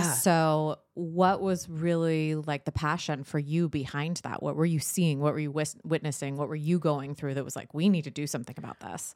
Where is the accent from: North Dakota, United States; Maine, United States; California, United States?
California, United States; San Diego; moved away as an adult; also born or lived in Dothan, Alabama; I was born and raised in San Diego